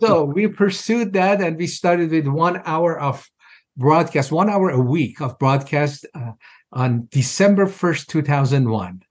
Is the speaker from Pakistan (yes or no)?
no; Iran; moved away as an adult; now in United States; I was born in Iran, of course, as a Muslim, and I was pretty devout in my early years